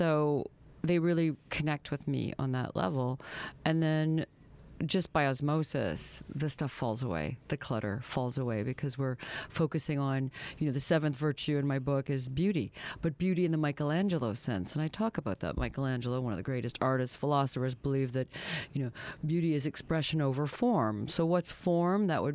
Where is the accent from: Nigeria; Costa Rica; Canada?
Canada; the Maritimes; I'm from the Maritimes